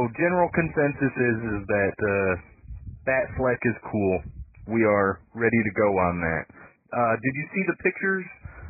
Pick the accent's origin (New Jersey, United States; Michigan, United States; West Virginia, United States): Michigan, United States; I'm from Michigan, but I have no idea where that is.